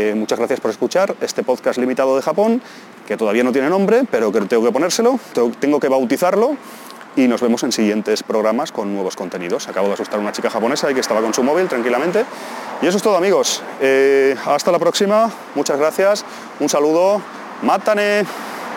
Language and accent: Spanish; Spain; realmente siendo españoles